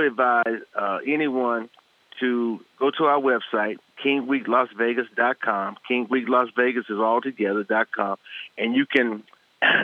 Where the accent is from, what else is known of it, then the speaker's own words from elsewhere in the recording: rural Louisiana, United States; now in Las Vegas, United States; my hometown, which is very rural, mm-hmm. in rural Louisiana